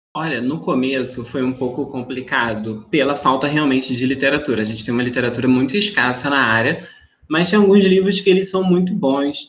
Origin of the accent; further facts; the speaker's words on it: interior of Rio de Janeiro, Brazil; Eu venho do interior do Rio de Janeiro